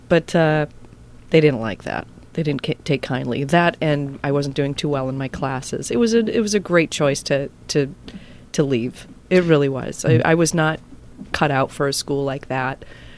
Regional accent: Minnesota, United States; So he brought me into the Packer fold, as it were. And I grew up with, got some pretty good metal inside me growing up in Packer fan in Viking country.

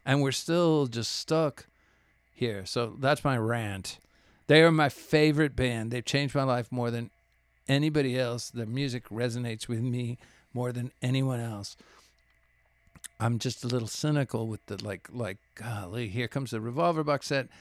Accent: Laredo, Texas, United States; now in Austin, United States; I grew up in Laredo

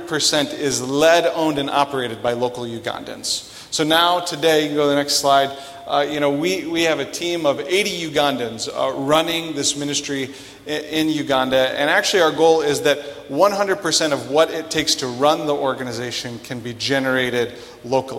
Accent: Sioux Falls, South Dakota, United States; I'm originally from Sioux Falls.

